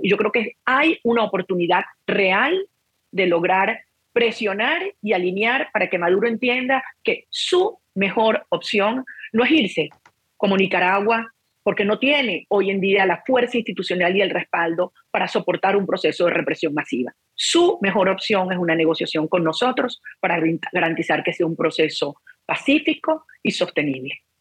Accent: Venezuela; en mi país

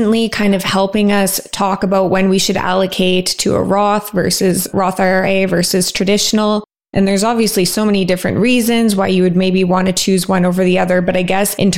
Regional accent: Canada; I'm from Canada, so Canada.

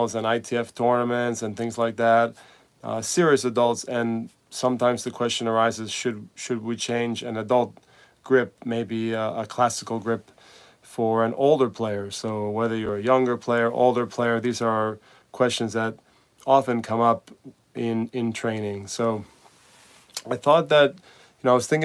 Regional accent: United States; also born or lived in Spain; As an American coach

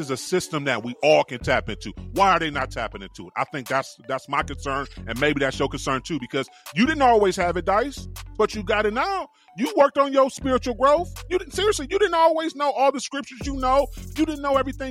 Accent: East Cleveland, Ohio, United States; I'm from East Cleveland.

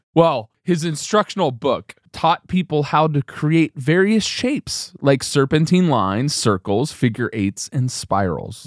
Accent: United States; Us Americans

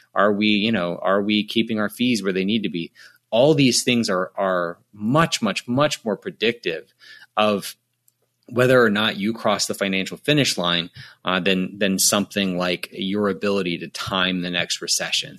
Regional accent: United States; the U S of A, uh, instead, since that's where I'm from

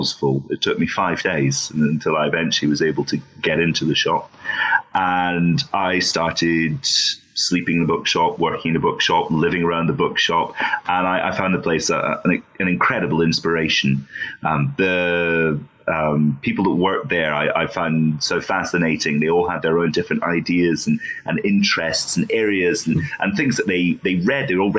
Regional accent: Falkirk, Scotland, United Kingdom; now in Edinburgh, United Kingdom; I grew up mostly in Falkirk, which is just down the road from Edinburgh

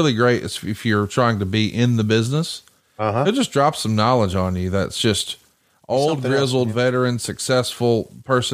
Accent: the South, United States; I'm from the South

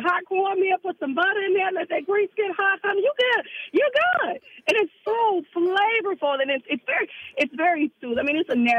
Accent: Memphis, Tennessee, United States; And I'm from the South, like I said, from Memphis.

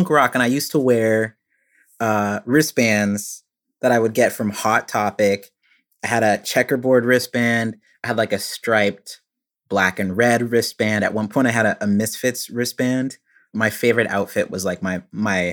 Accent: Richardson, Texas, United States; now in Boston, United States; I grew up in Richardson, Texas

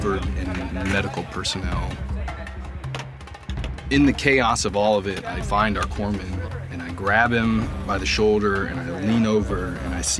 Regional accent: Conneaut, Ohio, United States; I'm originally from Conneaut, Ohio.

